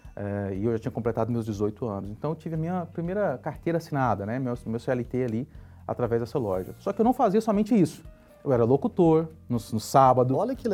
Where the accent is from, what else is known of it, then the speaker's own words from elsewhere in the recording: Goiânia, Goiás, Brazil; nasci em Goiânia, né? Goiás. E minha infância ela foi uma infância muito simples e porém muito divertida.